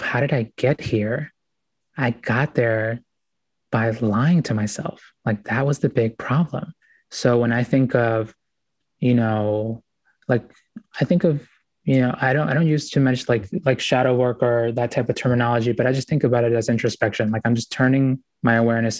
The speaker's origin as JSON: {"language": "English", "country": "United States", "tie": "born or raised there", "also_born_or_lived": "Ecuador", "said": "We came here when I was about 4 years old"}